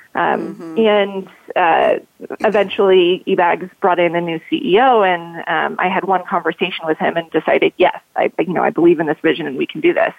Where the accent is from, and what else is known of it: Colorado, United States